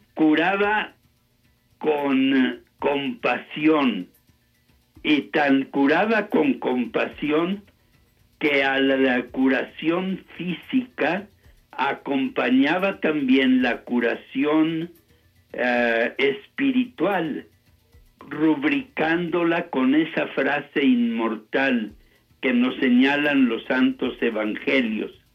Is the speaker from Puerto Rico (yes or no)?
no; Saltillo, Coahuila, Mexico; also born or lived in Denver, United States / Temple, Texas, United States; regresé a mi patria, aquí a México, concretamente a mi ciudad Saltillo, el año de 1966